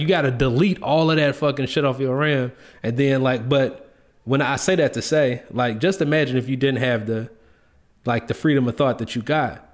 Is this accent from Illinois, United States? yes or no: yes; Chicago, Illinois, United States; I grew up in the Greens. I'm from Cabrini Green Projects.